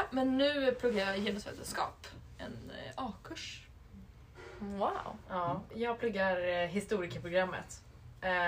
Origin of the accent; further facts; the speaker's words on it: Sigtuna, Stockholm County, Sweden; Jag kommer, jag kommer från Sigtuna. Ja, jag kommer från Stockholm.